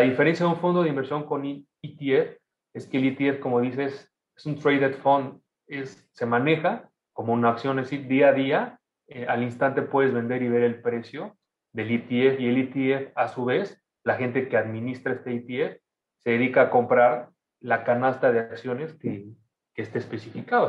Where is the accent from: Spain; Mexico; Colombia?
Mexico; also born or lived in Argentina; now in Toronto, Canada; en México estamos muy pegados